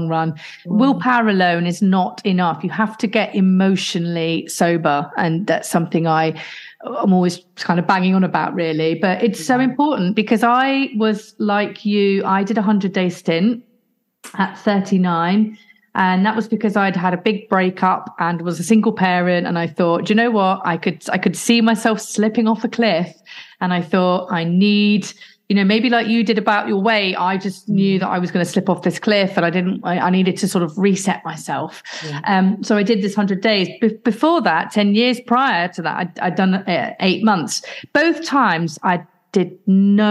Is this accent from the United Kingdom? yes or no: yes; Midlands, United Kingdom; I'm from the Midlands area